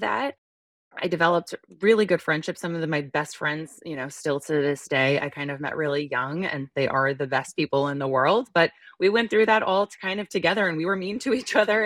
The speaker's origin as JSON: {"language": "English", "region": "northern New Jersey", "country": "United States", "tie": "born or raised there", "also_born_or_lived": "Midwest", "said": "So, I grew up in New Jersey for, you know, the majority of my life, and we lived in northern New Jers-, New Jersey in, um, the tri-state area."}